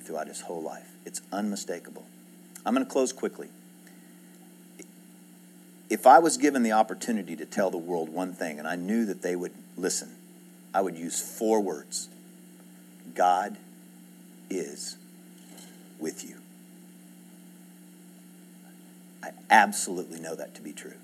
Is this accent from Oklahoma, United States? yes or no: yes; Edmond, Oklahoma, United States; also born or lived in Houston area, Texas (born); I grew up in Edmond. I went to first grade here.